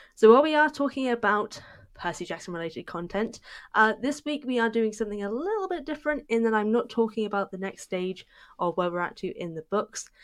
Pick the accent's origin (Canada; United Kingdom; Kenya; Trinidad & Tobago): United Kingdom; I'm British